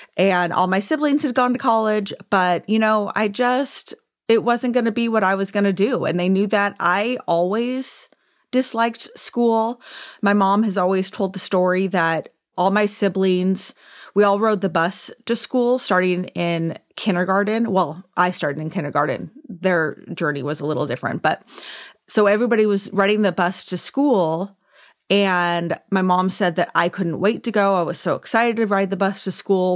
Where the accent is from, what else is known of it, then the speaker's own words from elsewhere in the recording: Orange County, California, United States; also born or lived in Downey, California; I was born and raised in California, technically born in Downey, which I, is like L A, but always lived in Orange County